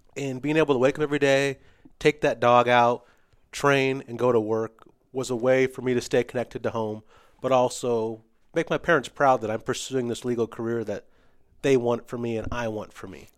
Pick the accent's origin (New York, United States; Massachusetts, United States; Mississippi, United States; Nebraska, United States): Nebraska, United States; West Point; also born or lived in Fremont, Nebraska; I grew up in West Point and in Fremont, so northeast and east side